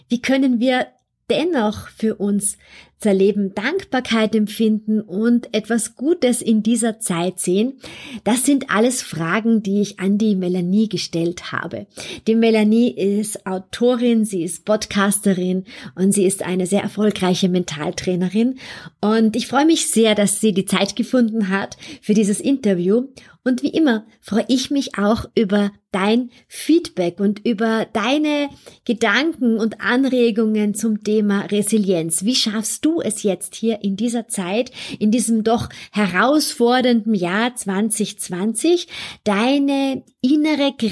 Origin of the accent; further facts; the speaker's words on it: Vienna, Austria; Andererseits gab es am Montagabend hier in Wien in meiner Heimatstadt ein Terrorattentat.